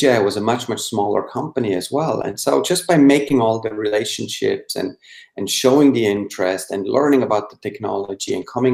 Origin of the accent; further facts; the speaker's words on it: Switzerland; English is a second language; moved away as an adult; now in United States; I was born and raised in Switzerland, but I moved over to the United States in 97